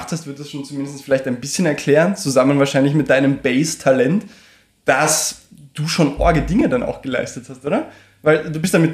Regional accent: Carinthia, Austria; also born or lived in Vienna; Also, ich meine, in Wien aufgewachsen, aber ansonsten born and raised, mehr oder weniger, in Kärnten.

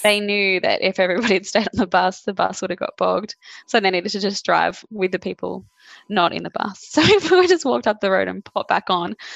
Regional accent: Caringbah, New South Wales, Australia; Born and bred.

